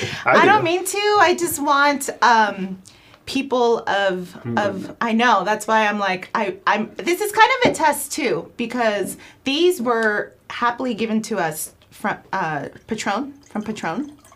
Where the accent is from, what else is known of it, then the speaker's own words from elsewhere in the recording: Guatemala; Well, I'm from Guatemala.